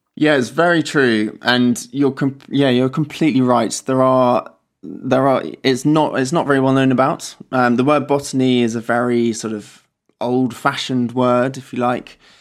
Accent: Wiltshire, South West England, United Kingdom; moved away as an adult; now in Oxford, United Kingdom; so I grew up in Wiltshire, down in the south of England

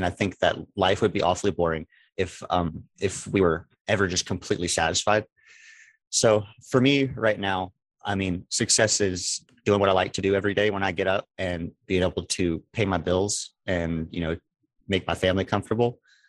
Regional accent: Beaumont, Texas, United States; now in Silsbee, United States; I am originally from Beaumont, Texas. I live in Silsbee, Texas now.

